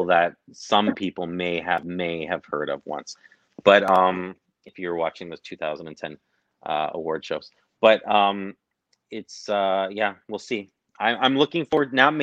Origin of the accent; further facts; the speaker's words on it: Canada; we are Canadian